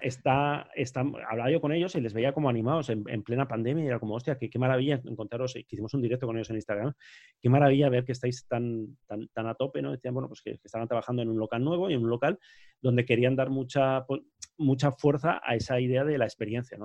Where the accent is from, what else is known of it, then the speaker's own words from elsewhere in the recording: Basque Country, Spain; soy vasco